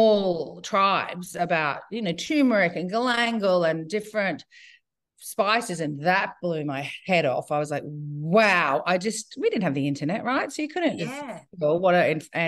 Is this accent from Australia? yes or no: yes; Brisbane, Queensland, Australia; now in Byron Bay, Australia; I grew up in Brisbane in the 60s, 70s, 80s